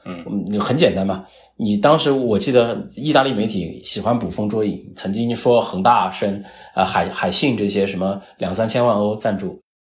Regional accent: China; 作为一个中国人，作为我们自己同胞来讲

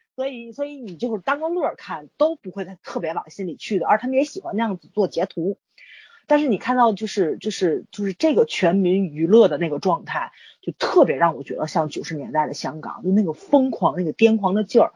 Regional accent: Tianjin, China; 北京人在我们天津特别歧视

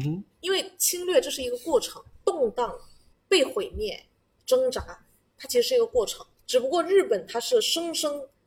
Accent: China; 我们中国人

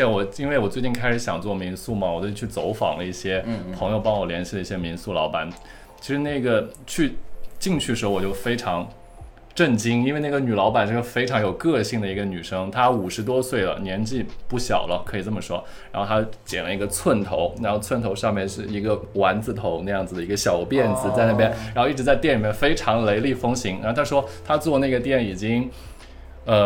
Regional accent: Shanghai, China; 我是上海人。

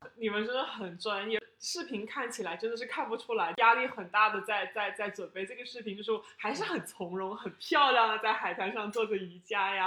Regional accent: China; now in Canada; 我们中国人

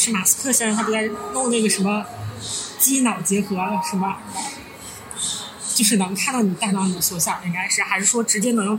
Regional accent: Northeast China, China; 我们是三个来自东北的 ladies，

